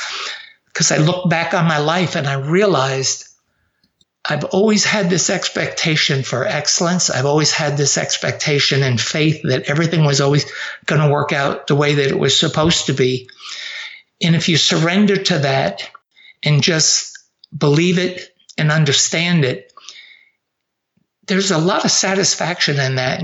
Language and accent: English; Avoca, New York, United States; moved away as an adult; also born or lived in New Jersey; I grew up just south of Rochester in a place called Avoca